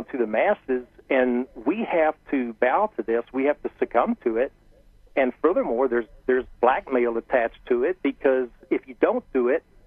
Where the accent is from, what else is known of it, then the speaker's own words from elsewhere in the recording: Harrold, Texas, United States; my roots are in Texas. I grew up in Texas, and I grew up in a small town